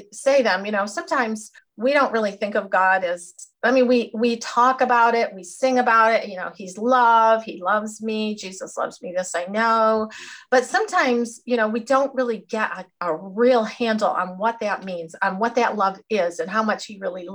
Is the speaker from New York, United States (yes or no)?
yes; Jamestown, New York, United States; also born or lived in Cedarville, Ohio; I was born and raised here in Jamestown, New York